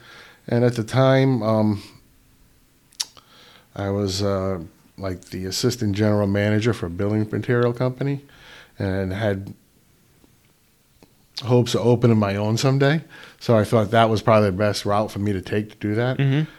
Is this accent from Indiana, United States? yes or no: no; East Providence, Rhode Island, United States; also born or lived in Pascoag, Burrillville, Rhode Island; I'm a lifelong Rhode Islander. I was born and bred in East Providence, Rhode Island. Graduated from East Providence High School. Went away to college, the U.S. Merchant Marine Academy, and came back